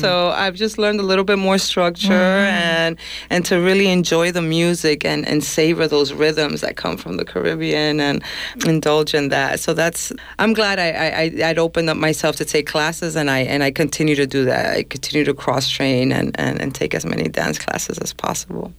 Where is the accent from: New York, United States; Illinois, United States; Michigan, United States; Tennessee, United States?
New York, United States; I'm from New York, but I, I grew up you know, I'm Dominican, Dominican parents